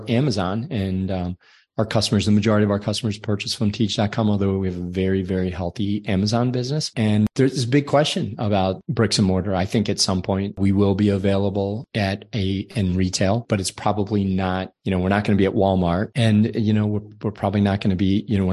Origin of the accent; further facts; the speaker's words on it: Ireland; I'm from Ireland, so my skin is very fair